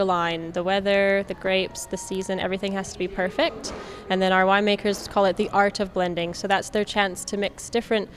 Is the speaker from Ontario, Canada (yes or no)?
no; Saskatoon, Saskatchewan, Canada; moved away as an adult; also born or lived in New Zealand; now in Napier, New Zealand; I'm from Saskatoon, Saskatchewan, Canada.